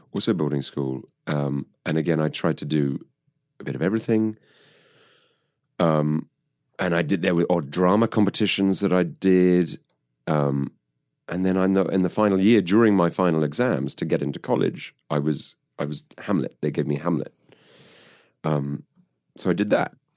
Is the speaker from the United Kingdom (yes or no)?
yes; United Kingdom; I grew up just outside of London